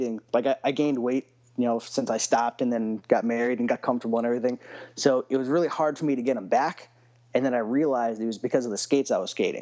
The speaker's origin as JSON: {"language": "English", "region": "West Texas", "country": "United States", "tie": "born or raised there", "said": "growing up in West Texas and skating in Senate ultra-wides"}